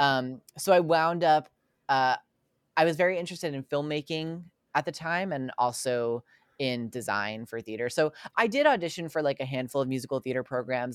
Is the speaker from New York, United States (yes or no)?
yes; Long Island, New York, United States; I grew up on Long Island